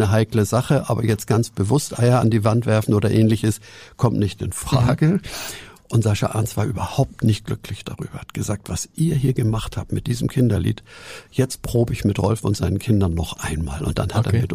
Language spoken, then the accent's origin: German; Hamburg, Germany; ich bin ja auch ein Hamburger.